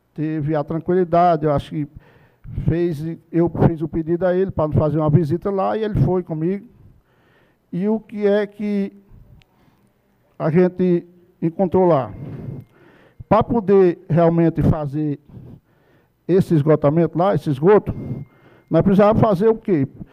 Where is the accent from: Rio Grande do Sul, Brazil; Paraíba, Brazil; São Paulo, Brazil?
Paraíba, Brazil; Barra de Cima; da comunidade de Barra de Cima lá onde eu nasci e cresci